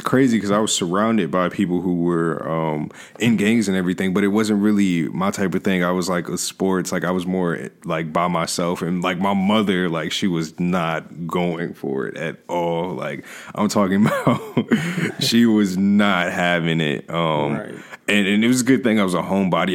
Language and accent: English; Hampton, Virginia, United States; I was raised here in Hampton, Virginia